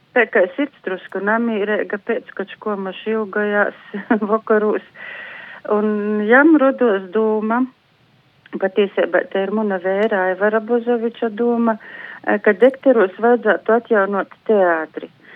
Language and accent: Latvian; Latgale, Latvia; Mēs kā eistaņu latgalīši turamies kā zoģa zūbi